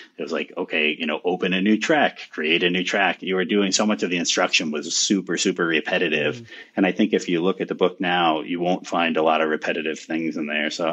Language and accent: English; United States; my hometown here